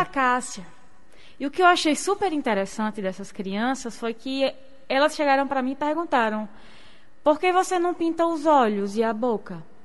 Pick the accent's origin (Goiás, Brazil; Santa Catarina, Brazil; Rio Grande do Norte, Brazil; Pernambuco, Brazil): Rio Grande do Norte, Brazil; Rio Grande do Norte coast, Brazil; also born or lived in Seridó / Caicó / Natal; eu sou de Siridó e morei minha vida inteira no litoral